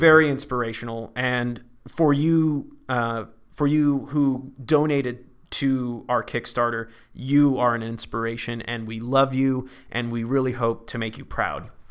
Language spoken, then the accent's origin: English; Vacaville, California, United States; moved away as an adult; now in Los Angeles, United States; I'm from Northern California, small town called Vacaville